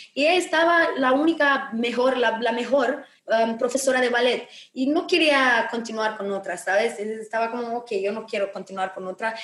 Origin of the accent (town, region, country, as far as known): Romania; Spanish is a second language